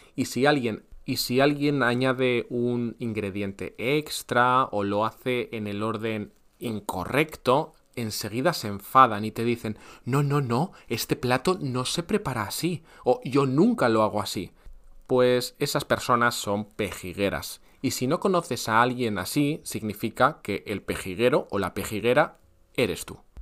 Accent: Andalusia, Spain; usamos mucho aquí en Andalucía

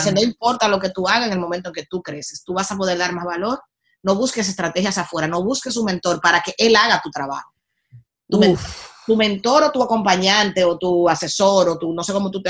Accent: Dominican Republic; moved away; yo soy de la isla más linda del mundo. O sea, eso no me quita lo dominicana en ese momento

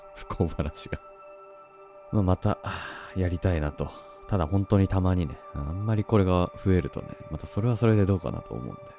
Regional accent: Tohoku, Japan; 東北出身

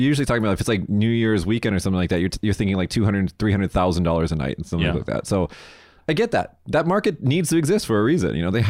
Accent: Las Vegas, Nevada, United States; moved away as an adult; now in Japan; I'm from Vegas.

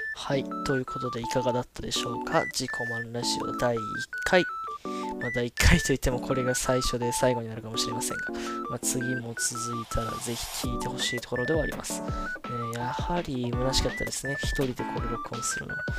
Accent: Osaka, Japan; accent: Kansai dialect; 私、正確にはその大阪生まれじゃなくて他の地域なんですけど、やっぱり大阪にいた期間が長いんで、大阪出身ですって言っちゃうんですよね

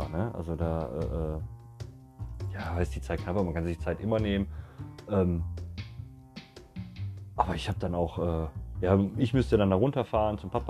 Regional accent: Gelsenkirchen, North Rhine-Westphalia, Germany; Ach, habe ich erwähnt, dass ich aus Gelsenkirchen komme? Nein, habe ich gar nicht, ne? Ich komme aus Gelsenkirchen, Leute.

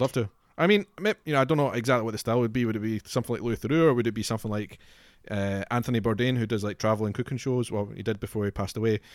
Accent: Scotland, United Kingdom; Scotland is obviously very important to me because I'm from Scotland

